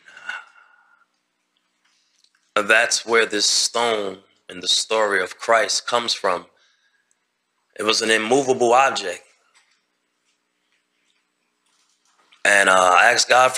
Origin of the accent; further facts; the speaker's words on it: New York City, New York, United States; now in Alabama, United States; I'm originally from Queens, New York